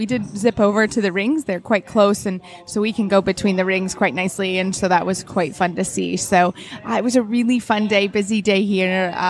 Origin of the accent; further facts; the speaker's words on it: Lexington, Kentucky, United States; everyone knows I'm from Lexington, Kentucky.